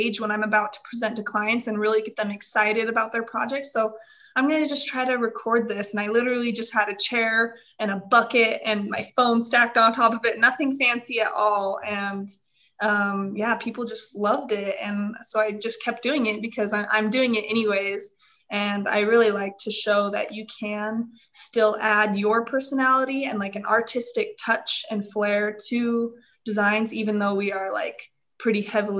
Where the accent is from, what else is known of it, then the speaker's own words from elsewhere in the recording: Utah, United States; also born or lived in Idaho; I grew up in Utah, went to school in Idaho